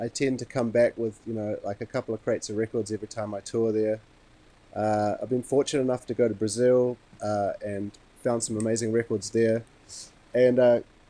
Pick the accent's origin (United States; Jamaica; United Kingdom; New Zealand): New Zealand; Wellington; also born or lived in Montreal, Canada; I was born in Montreal, Canada, but I was raised in Wellington.